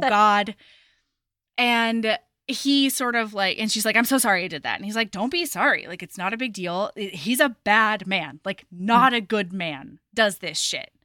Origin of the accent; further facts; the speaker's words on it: Oregon, United States; I was growing up in Oregon